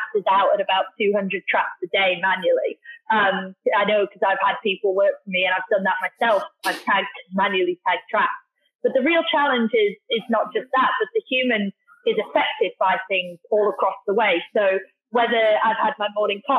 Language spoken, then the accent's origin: English; Darlington, North East England, United Kingdom; moved away as an adult; also born or lived in Australia; now in Singapore; I'm from the UK originally, a place called Darlington, so up near Newcastle.